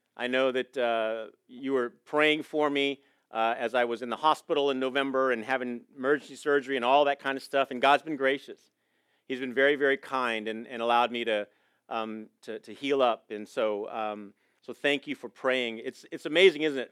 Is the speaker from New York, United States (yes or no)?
no; Coronado, California, United States; moved away; I was born in Coronado, so I'm a San Diego boy